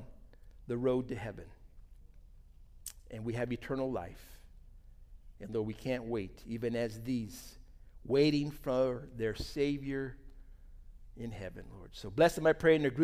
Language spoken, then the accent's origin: English; United States; We're from America. I'm a pastor there